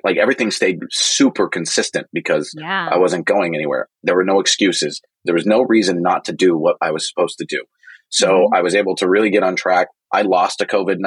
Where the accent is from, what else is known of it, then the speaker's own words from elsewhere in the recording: Silicon Valley, the Bay Area, California, United States; I'm from Silicon Valley. I'm from the Bay Area